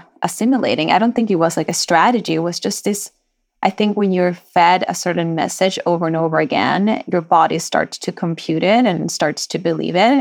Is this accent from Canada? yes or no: no; Sweden; moved away as an adult; now in United States; My dad was a hairdresser back in Chile, but I grew up in Sweden.